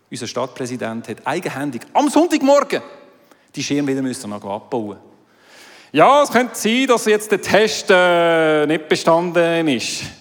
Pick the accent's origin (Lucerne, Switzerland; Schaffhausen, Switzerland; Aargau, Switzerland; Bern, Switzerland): Aargau, Switzerland; now in Zurich, Switzerland; Ich kommentiere jetzt den Betrag nicht, ich bin aus dem Aargau, es sind deine Steuergelder.